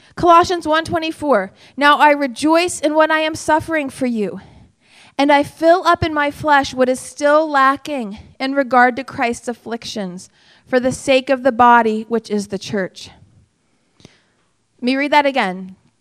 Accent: United States; I'm an American

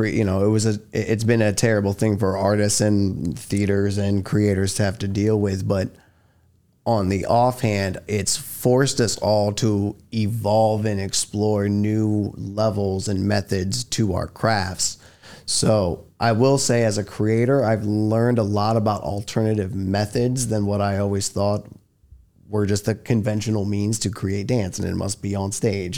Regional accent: New York City, New York, United States; moved away; I was born and raised in Manhattan, New York.

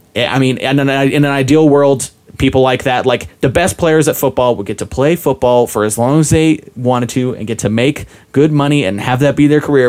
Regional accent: Utah, United States; I grew up in Utah

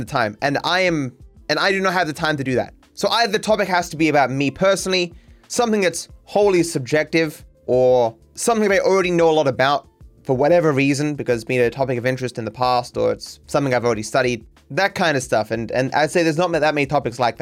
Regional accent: Australia; being Australian

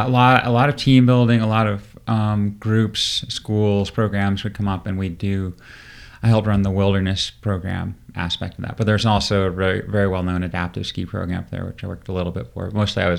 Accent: Portland, Maine, United States; In Maine, near Portland, Maine.

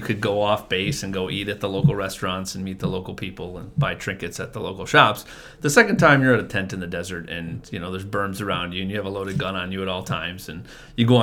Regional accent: Madison, United States; I grew up right here in Madison

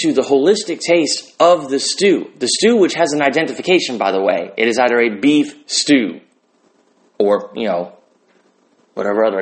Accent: United States; I'm an American

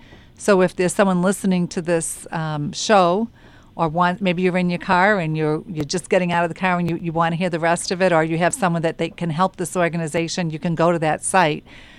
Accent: Boston, Massachusetts, United States; accent: Boston; So I have a Boston accent

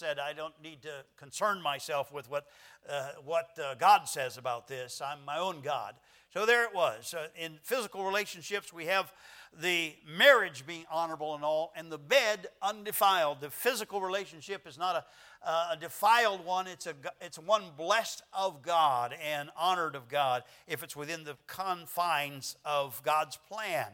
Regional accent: United States

